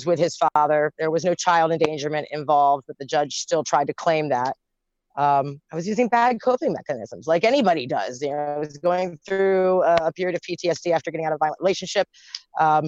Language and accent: English; Baltimore, Maryland, United States; also born or lived in Virginia; I'm from Baltimore